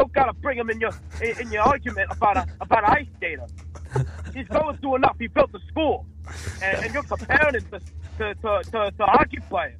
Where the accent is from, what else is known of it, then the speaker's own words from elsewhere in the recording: New York City, New York, United States; I'm from the East Bronx.